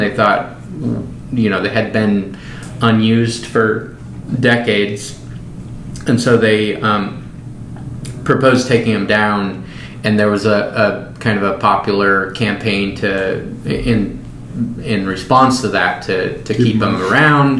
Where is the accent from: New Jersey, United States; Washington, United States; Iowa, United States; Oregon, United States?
Washington, United States; Skagit Valley; moved away; I grew up in the Skagit Valley, which is north of. It's in western Washington, north of Seattle